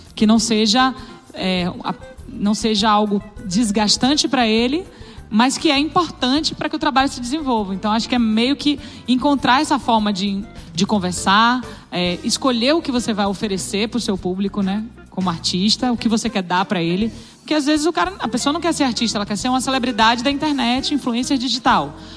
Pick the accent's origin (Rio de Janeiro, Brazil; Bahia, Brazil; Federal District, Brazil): Bahia, Brazil; Salvador; eu tenho uma influência que é da minha terra, é de Salvador